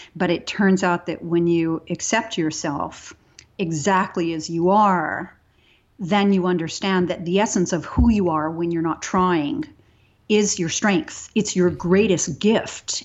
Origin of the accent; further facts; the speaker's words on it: Texas, United States; I grew up in Texas